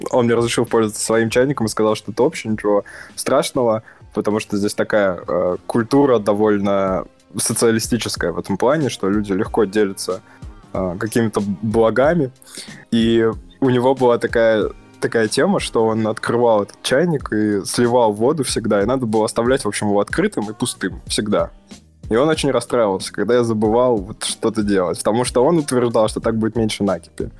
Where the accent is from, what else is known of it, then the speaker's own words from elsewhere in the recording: Samara, Samara Oblast, Russia; moved away as an adult; now in Finland; Я родился и вырос в Самаре, отличный город на берегу Волги. Прожил там э, до 22 лет